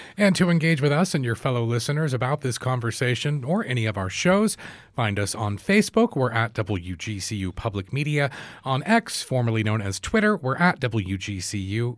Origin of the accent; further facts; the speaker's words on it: United States; growing up in the U S